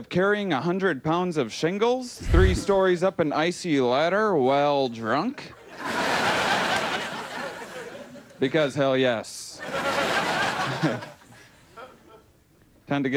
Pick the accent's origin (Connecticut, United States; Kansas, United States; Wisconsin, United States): Wisconsin, United States; moved away; I'm from Wisconsin originally